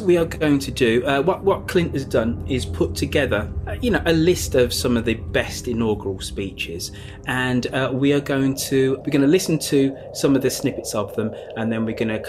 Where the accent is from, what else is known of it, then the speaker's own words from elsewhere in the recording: United Kingdom; As a Brit